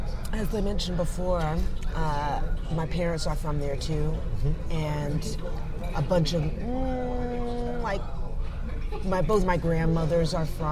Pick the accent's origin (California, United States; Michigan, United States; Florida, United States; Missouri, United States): Florida, United States; Gainesville; moved away as an adult; also born or lived in Los Angeles / New York; I'm from Gainesville, Florida.